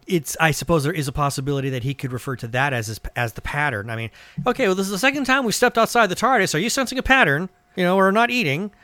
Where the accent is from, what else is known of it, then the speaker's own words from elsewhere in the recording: suburb of San Francisco, California, United States; I was growing up in California and I was growing up in a suburb of San Francisco